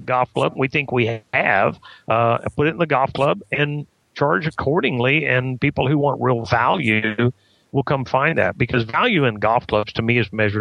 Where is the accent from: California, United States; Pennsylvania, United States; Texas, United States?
Texas, United States; I'm a Texan